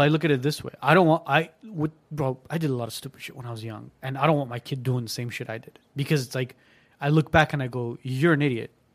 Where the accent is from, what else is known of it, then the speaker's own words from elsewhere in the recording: Armenia; moved away; I was born in Armenia